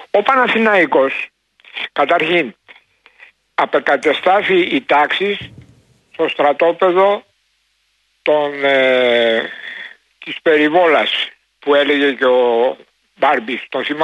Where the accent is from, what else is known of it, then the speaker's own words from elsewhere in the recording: Istanbul, Turkey; now in Greece; εγώ είμαι και από την Κωνσταντινούπολη